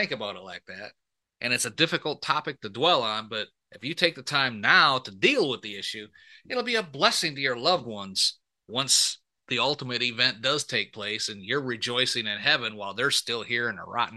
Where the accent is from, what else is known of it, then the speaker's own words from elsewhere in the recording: Michigan, United States; I was born and raised up in Michigan